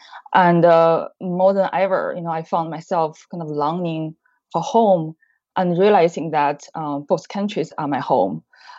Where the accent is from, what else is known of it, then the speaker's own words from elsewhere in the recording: Beijing, China; moved away as an adult; now in Chicago, United States; I grew up in China, Beijing.